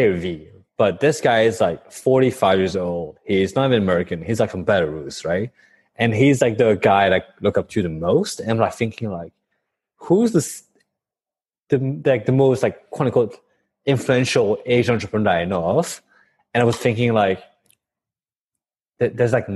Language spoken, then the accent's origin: English; Paris, Île-de-France, France; moved away as an adult; also born or lived in California / Bangkok; born and raised in Paris for 18 years before I moved to the US for college.